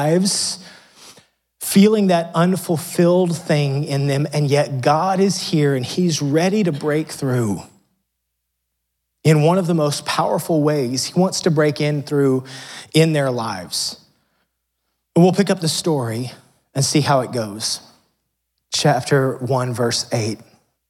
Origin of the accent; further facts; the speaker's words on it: United States; growing up in America